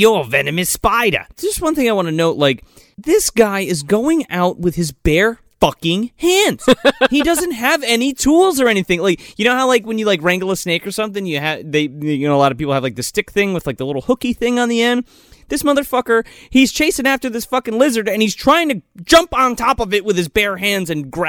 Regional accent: Australia; I'm a fucking Australian

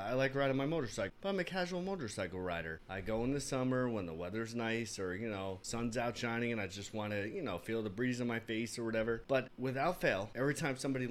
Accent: New York City, New York, United States; I grew up in the Bronx

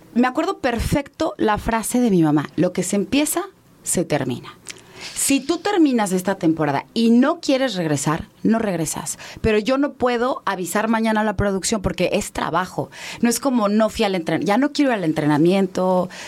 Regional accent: Mérida, Yucatán, Mexico; also born or lived in Mexico City; now in Mérida, Mexico; Yo crecí en Mérida

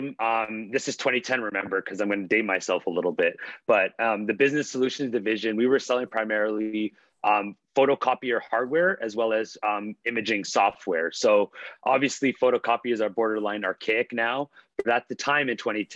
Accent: Toronto, Ontario, Canada; also born or lived in Halifax, Nova Scotia / Pickering, Ontario; I was born in Halifax, Nova Scotia. My mom actually had me when she was in law school at Dalhousie, but I moved to Toronto when I was just 2 years old. Initially, we were in Scarborough growing up, and then we moved to Pickering when I was around 8 or 9 years old

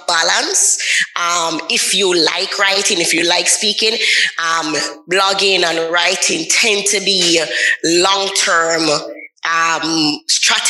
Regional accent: Jamaica; I'm from Jamaica. So sometimes the patois come out and the accent come out

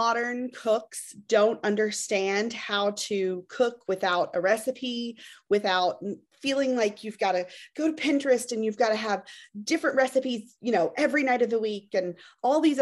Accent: Memphis, Tennessee, United States; I am from Memphis, Tennessee

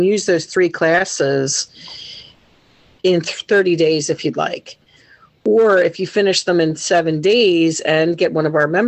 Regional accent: Delaware County, Pennsylvania, United States; Delco's home. You know, it's our home.

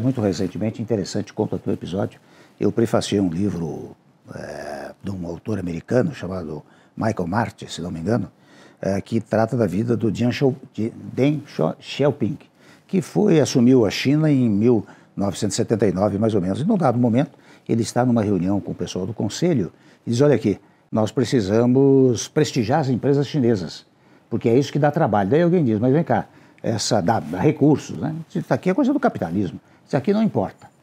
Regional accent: Brazil; o meu desejo ainda como brasileiro

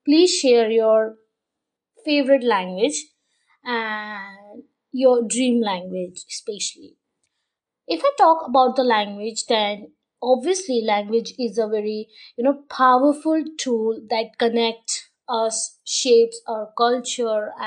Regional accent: India; I'm Indian

